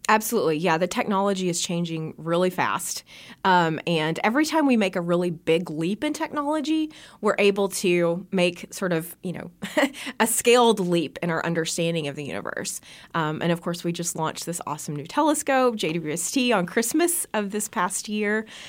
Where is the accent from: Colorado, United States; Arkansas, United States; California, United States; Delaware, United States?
Arkansas, United States; Bee Branch; moved away; Growing up in Bee Branch, actually, I grew up under a really dark sky